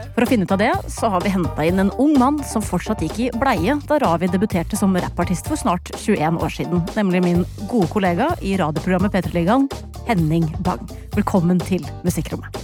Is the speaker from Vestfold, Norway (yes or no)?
yes; Larvik, Vestfold, Norway; min hjemby Larvik